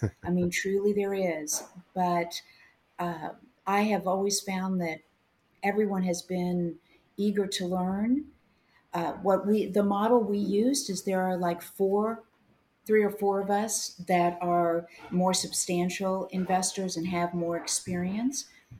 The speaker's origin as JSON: {"language": "English", "region": "Midwest", "country": "United States", "said": "Which, and I'm not just saying that because I'm a Midwesterner."}